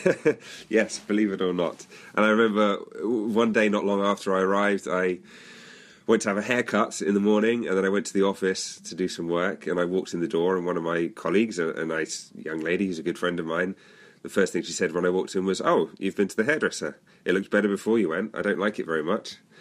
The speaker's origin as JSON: {"language": "English", "country": "United Kingdom", "tie": "born or raised there", "moved": "as an adult", "lives_now": "Netherlands", "said": "as you may be able to hear, I'm British by birth. I, but I moved to live in the Netherlands about seven or eight years ago"}